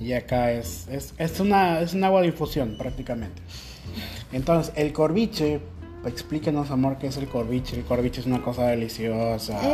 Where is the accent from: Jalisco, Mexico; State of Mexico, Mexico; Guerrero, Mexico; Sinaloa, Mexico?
Jalisco, Mexico; Guadalajara; moved away as an adult; now in Huaquillas, Ecuador; Yo, de Guadalajara